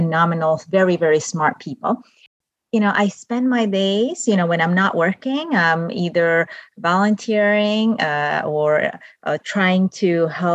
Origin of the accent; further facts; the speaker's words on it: Venezuela; English is a second language; now in United States; I was born and raised in South America, specifically in Venezuela.